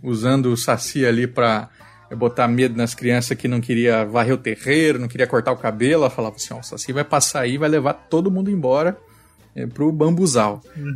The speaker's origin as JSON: {"language": "Portuguese", "region": "Mato Grosso do Sul", "country": "Brazil", "tie": "born or raised there", "said": "Onde eu nasci, lá em Mato Grosso do Sul, é, né, quando eu era criança, tinha vaca no entorno ali."}